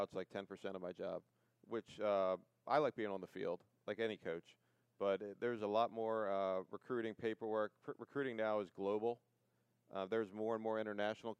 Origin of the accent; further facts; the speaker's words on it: Baltimore, Maryland, United States; he came in and recruited us from Calvert Hall